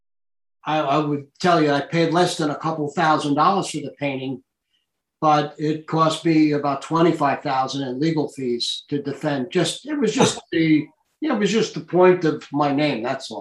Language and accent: English; Hicksville, New York, United States; also born or lived in Italy / Germany / France; I grew up in Hicksville, but my father was a military guy. And this is the way I got into art. I lived in Europe until I was 16 years old. I lived in Italy, Germany. I lived in France.